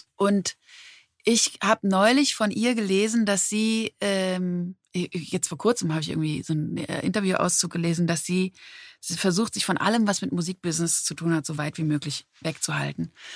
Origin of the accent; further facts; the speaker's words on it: Berlin, Germany; also born or lived in Mannheim; so bin ich eben mit elf in Berlin gelandet und hier groß geworden. Genau, in Mannheim geboren